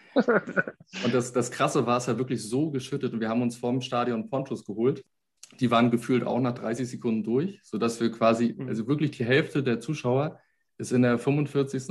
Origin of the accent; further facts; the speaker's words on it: Germany; bei uns in Deutschland